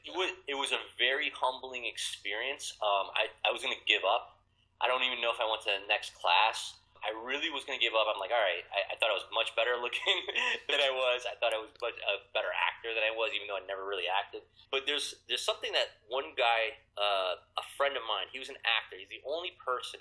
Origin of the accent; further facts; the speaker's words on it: Connecticut, United States; moved away as an adult; now in New York, United States; I've been here for 15 years. I'm originally from Connecticut.